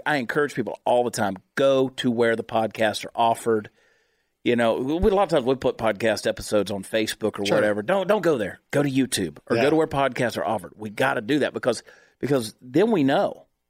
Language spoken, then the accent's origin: English; Georgia, United States; also born or lived in New Jersey; But no, I was born in New Jersey, of course. I 4 months of my life there and then grew up in Georgia. But I did. I bounced all over the world, really, and spent a lot of time in a lot of places.